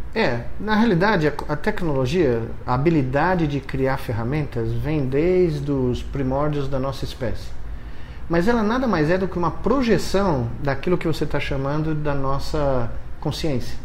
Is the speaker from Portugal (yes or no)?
no; São Paulo, Brazil; existe alguém que nasceu aqui em São Paulo, né? muito perto daqui. Eu eh, nasci na Bela Vista, estudei a um quilômetro daqui, né? cresci em Moema